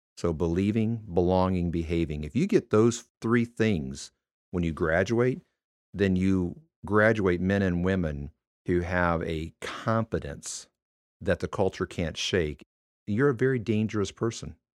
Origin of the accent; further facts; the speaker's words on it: Michigan, United States; moved away; I was born and raised in Michigan